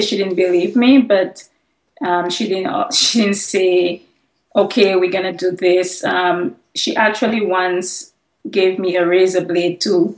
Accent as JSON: {"language": "English", "country": "St. Lucia", "said": "I'm from St. Lucia. I had to change all the names and places in my book. So in my book, you're going to see that I'm from Dominica, but originally I'm from St. Lucia. I'm a St. Lucian."}